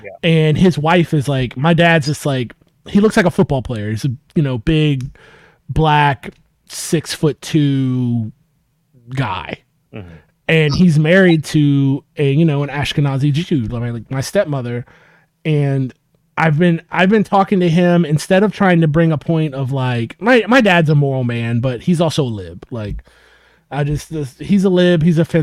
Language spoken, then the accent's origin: English; United States